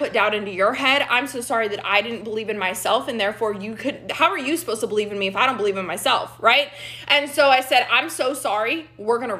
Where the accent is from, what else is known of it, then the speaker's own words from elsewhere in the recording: Dallas, Texas, United States; I'm from Dallas, Texas